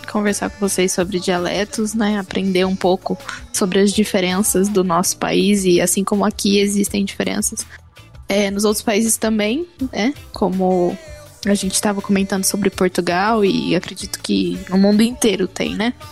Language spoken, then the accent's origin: Portuguese; Votuporanga, São Paulo, Brazil; A cidade de onde eu sou natural, que é Votuporanga, significa, é uma palavra também que vem do tupi, significa brisas suaves.